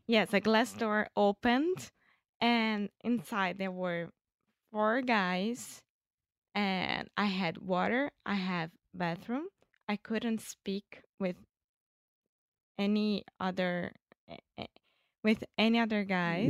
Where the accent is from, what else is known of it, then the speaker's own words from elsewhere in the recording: Rio de Janeiro, Brazil; English is a second language; I'm Brazilian from Rio de Janeiro